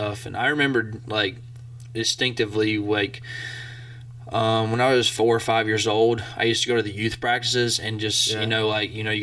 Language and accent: English; Scottsboro, Alabama, United States; born or raised there; moved away as an adult; now in Blacksburg, United States